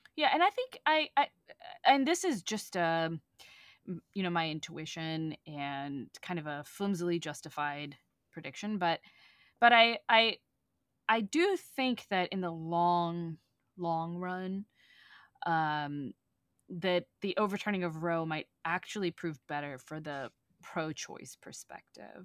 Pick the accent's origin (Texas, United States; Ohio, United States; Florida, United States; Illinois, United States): Texas, United States; moved away; the specific little town that I, I grew up in, in, in Texas